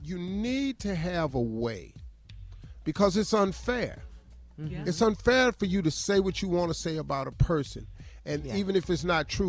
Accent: Cleveland, Ohio, United States; I feel sorry for them because, man, I'm from Cleveland.

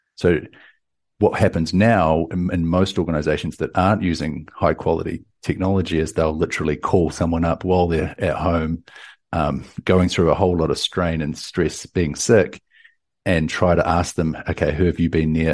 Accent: New Zealand; now in Austin, United States

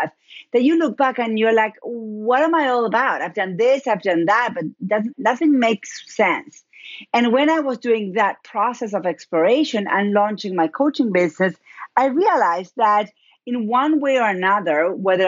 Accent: Argentina; accent: Argentine; first language Spanish; English is a second language; moved away as an adult; now in United States; I'm originally from Argentina. That's where my accent is. Spanish is my first language

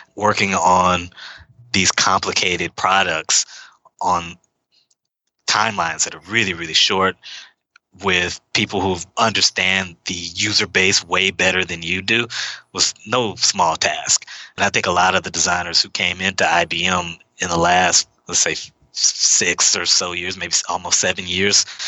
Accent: Houston, Texas, United States; moved away as an adult; now in Seattle, United States; I'm from Houston. I wasn't born there. I was an Army brat. We moved around a bit before we landed in Houston, Texas, which is my mother's hometown. I've lived there till I was, well, since I was around eight or so.

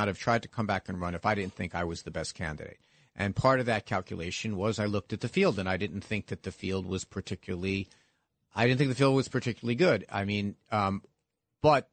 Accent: New York City, New York, United States; I grew up in the Park Slope side of that district

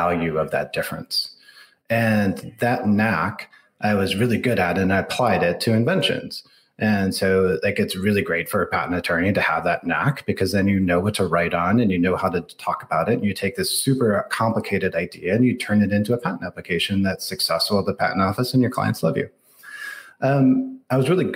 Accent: outside of Detroit, Michigan, United States; moved away as an adult; now in Silicon Valley, United States; I grew up outside of Detroit.

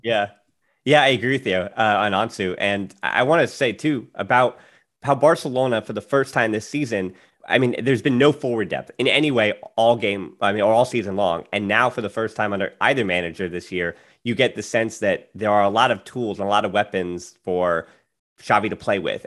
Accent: United States; as an American, I'm a little biased

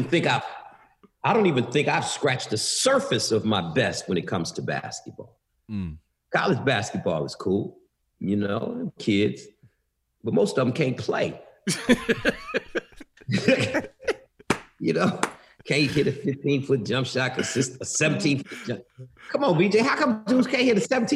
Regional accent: Detroit, Michigan, United States; I'm still from Detroit

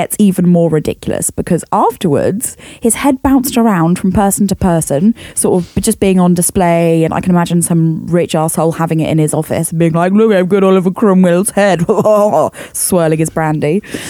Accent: United Kingdom; I am British.

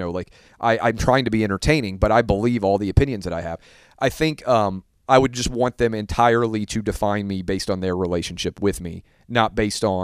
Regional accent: Southern United States, United States; I was raised in the South, it's the flip, right?

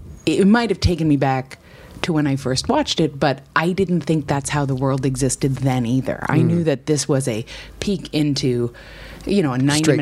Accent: New York, United States; moved away as an adult; also born or lived in St. Louis; I came from the East Coast. I grew up in New York, but I went to college in St. Louis, which is Midwestern

